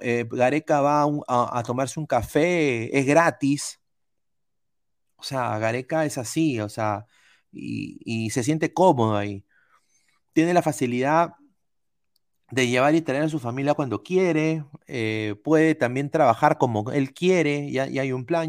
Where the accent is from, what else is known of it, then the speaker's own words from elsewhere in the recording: Peru; Todos somos peruanos